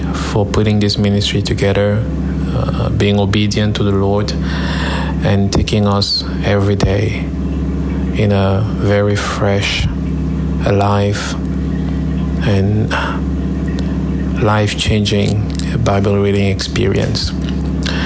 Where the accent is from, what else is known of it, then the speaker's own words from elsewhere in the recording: Cameroon; moved away; We come from Cameroon, and we have a lot of heavy background